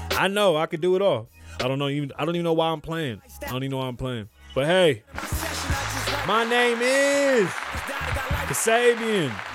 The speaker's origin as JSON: {"language": "English", "country": "Puerto Rico", "said": "as a Puerto Rican man"}